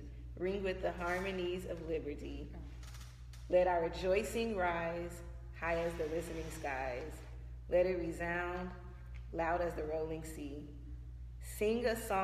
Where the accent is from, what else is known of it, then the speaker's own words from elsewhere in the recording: Missouri City, Texas, United States; I grew up in Missouri City